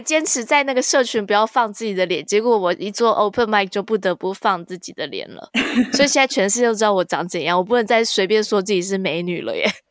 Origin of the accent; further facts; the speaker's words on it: Taiwan; moved away as an adult; now in United States; 我回台湾的时候